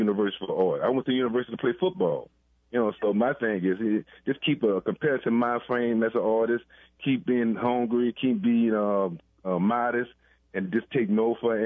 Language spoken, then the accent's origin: English; New Orleans, Louisiana, United States; I grew up in the Sixth Ward, the Lafitte Project, so I knew nothing about the Ninth Ward